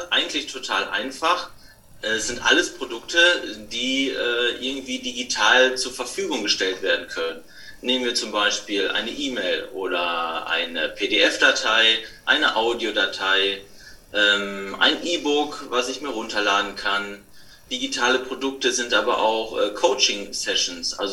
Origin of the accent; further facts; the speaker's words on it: Bönen, North Rhine-Westphalia, Germany; now in Bönen, Germany; ich komme aus dem Ruhrgebiet, im kleinen Örtchen Böhnen. Es liegt in der Nähe von Dortmund. Äh, hier bin ich zu Hause, hier bin ich aufgewachsen und hier lebe ich mit meiner Frau.